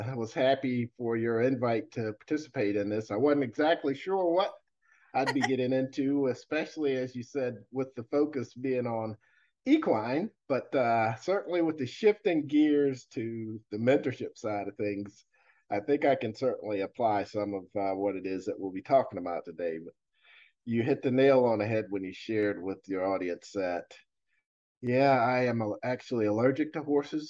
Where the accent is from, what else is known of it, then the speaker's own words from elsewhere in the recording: Fredericksburg, Virginia, United States; I grew up in Fredericksburg, Virginia, working on a dairy farm.